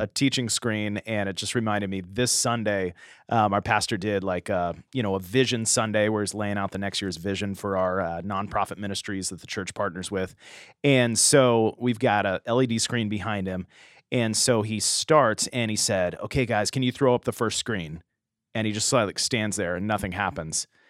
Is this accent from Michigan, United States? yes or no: no; San Diego, California, United States; growing up in the San Diego area, Shadow Mountain Church